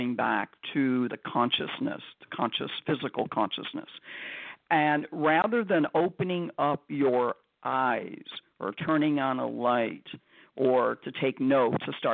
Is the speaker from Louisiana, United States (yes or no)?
no; Chicago, Illinois, United States; I was born and raised in Cabrini Greens in Chicago, Illinois